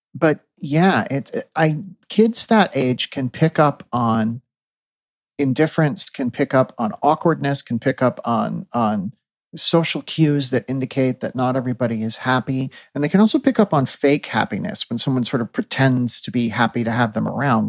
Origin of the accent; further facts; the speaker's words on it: Midwest, United States; as a Midwesterner